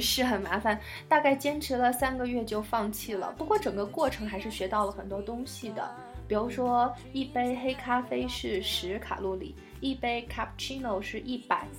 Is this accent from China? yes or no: yes; China; 我们中国人